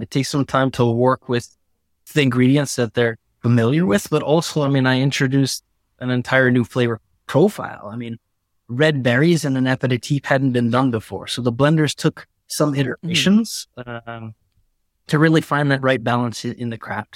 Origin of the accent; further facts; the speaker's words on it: United States; now in Milan, Italy; as an American